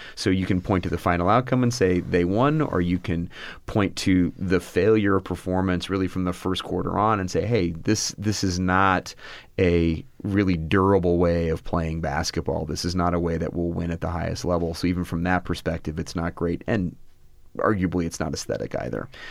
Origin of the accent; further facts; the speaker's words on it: Tucson, Arizona, United States; I grew up in Tucson, Arizona, and, uh, went to college here